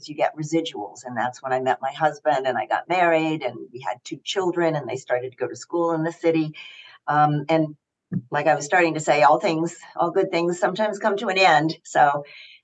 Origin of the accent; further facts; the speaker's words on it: Knoxville, Tennessee, United States; moved away as an adult; also born or lived in New York City; I grew up in Knoxville, Tennessee, and a wonderful background